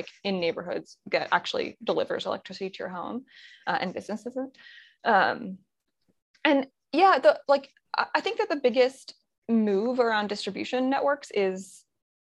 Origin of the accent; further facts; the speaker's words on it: just outside of Baltimore, Maryland, United States; also born or lived in Boulder; now in Philadelphia, United States; I'm from Maryland originally, just outside of Baltimore